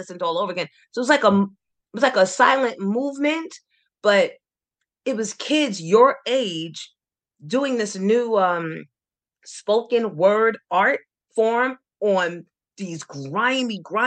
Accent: New York City, New York, United States; Growing up in Astoria was probably just like anybody else's story growing up in the 70s

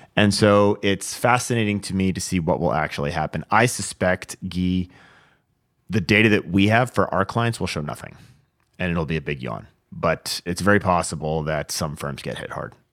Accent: Washington, United States; This is in my home state, uh, Washington, Vancouver, Washington.

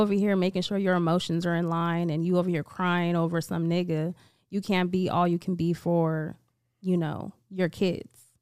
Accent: Vallejo, California, United States; I'm from Vallejo, California

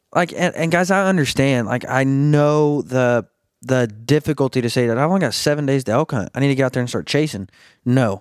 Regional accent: Arkansas, United States; I'm from, I'm from Arkansas, born and raised

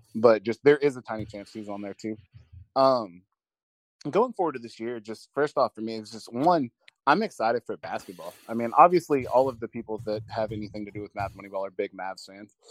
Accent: Dallas, Texas, United States; also born or lived in Corsicana, Texas; I grew up in the Dallas area, and then I live in Corsicana, which is about an hour south of Dallas

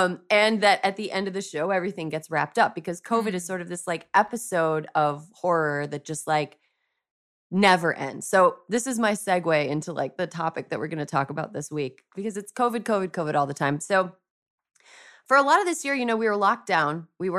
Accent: United States; I'm a American lady, and we all have like a part of our brains that are devoted to true crime.

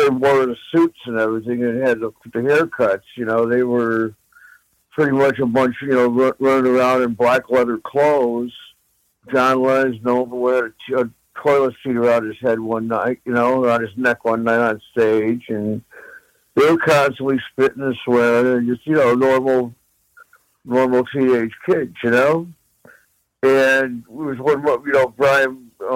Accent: Midwest, United States; growing up in the Midwest, I mean, those songs were always on the radio

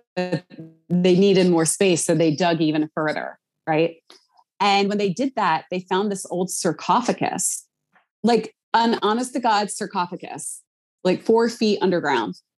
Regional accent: Philadelphia, Pennsylvania, United States; I'm from Philly

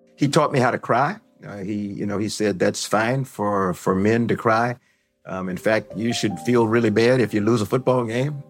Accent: Columbia, South Carolina, United States; moved away as an adult; also born or lived in Los Angeles; I'm a product of the Jim Crow South. I was born in Columbia, South Carolina

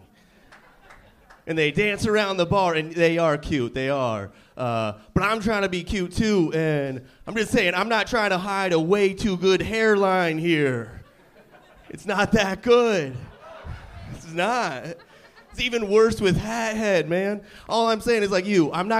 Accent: Vermont, United States; also born or lived in Kansas / Pittsburgh; now in San Diego, United States; I was born in Kansas, raised in Vermont, spent a bunch of years in Pittsburgh

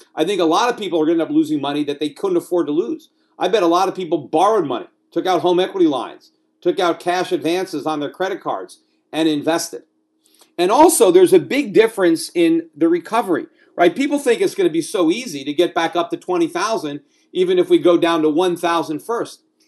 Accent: United States; moved away as an adult; now in Puerto Rico; as an American, as somebody who lives in this country, who was born in this country, who is raising children in this country, albeit from Puerto Rico at this point

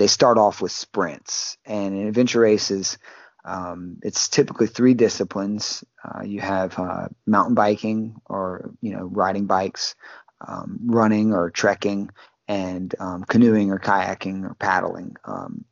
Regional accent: Baton Rouge, Louisiana, United States; also born or lived in Port Allen, Louisiana; Louisiana boy, been in Baton Rouge pretty much my whole life, or Port Allen

